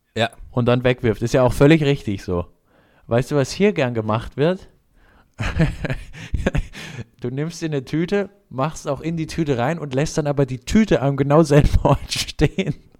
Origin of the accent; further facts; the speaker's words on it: Germany; wo ich herkomme, habe ich gesagt, Deutschland